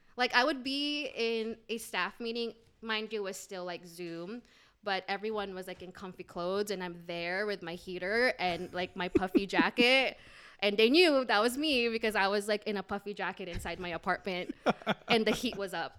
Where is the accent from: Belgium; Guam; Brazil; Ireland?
Guam; moved away; also born or lived in Philippines / Alhambra, California / Indianapolis, Indiana; I'm originally from Guam, but I was, um, I was born in the Philippines and then raised in Guam.